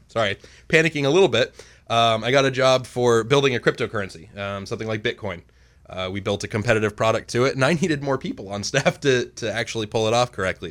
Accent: Maine, United States; I've lived in Maine, um, almost my entire life

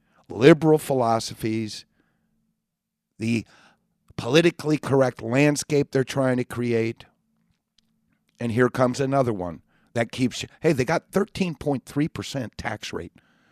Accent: California, United States; Hey, I was born and raised in California. I understand the mentality of Californians are better than anybody else.

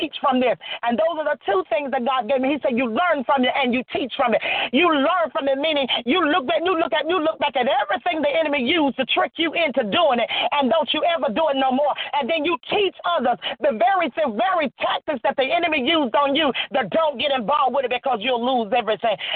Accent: Florida, United States; moved away as an adult; also born or lived in Atlanta, Georgia; now in Virginia, United States; I'm originally from Florida

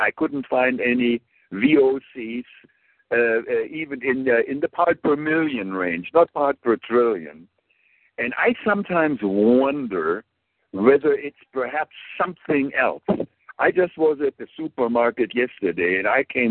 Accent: Germany; English is a second language; moved away; I grew up in Germany.

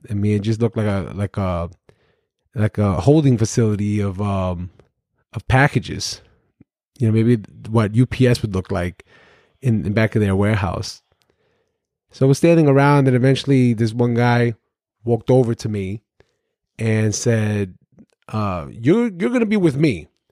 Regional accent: New York City, New York, United States; I grew up in Brooklyn, New York, in the housing developments

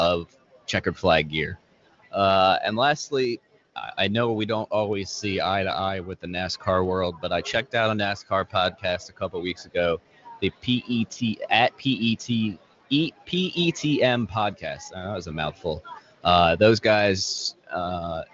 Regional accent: Philadelphia, Pennsylvania, United States; here in my hometown of Philadelphia

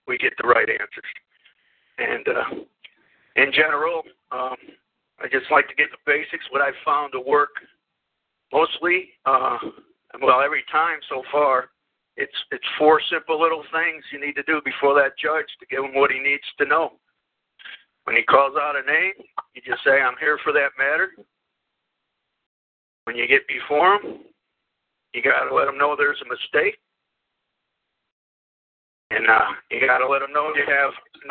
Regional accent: Land O' Lakes, Florida, United States; I grew up in Land of Loops

